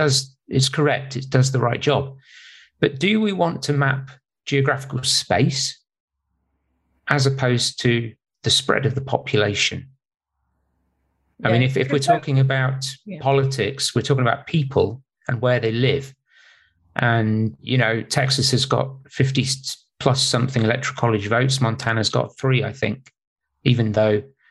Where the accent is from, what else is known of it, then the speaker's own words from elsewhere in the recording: United Kingdom; moved away as an adult; now in California, United States; I'm British